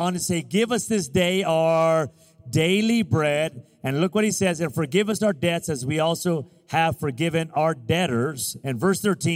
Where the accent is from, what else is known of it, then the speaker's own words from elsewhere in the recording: Las Vegas, Nevada, United States; I'm from Vegas and I'm Latino Hispanic